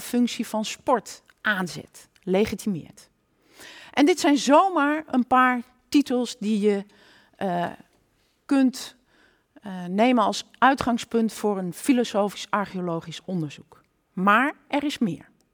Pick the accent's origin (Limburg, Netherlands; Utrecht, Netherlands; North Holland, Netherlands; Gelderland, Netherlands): Gelderland, Netherlands; Nijmegen; ik kom uit Nijmegen, een kind van deze stad